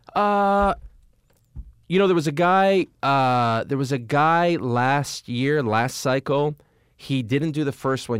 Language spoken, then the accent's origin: English; Montreal, Quebec, Canada; moved away as an adult; also born or lived in New York; I happen to have been born and raised in Montreal. That's where I'm from.